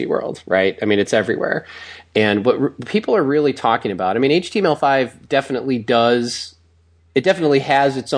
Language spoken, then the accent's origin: English; Milwaukee, Wisconsin, United States; now in Los Angeles, United States; I'm from Milwaukee originally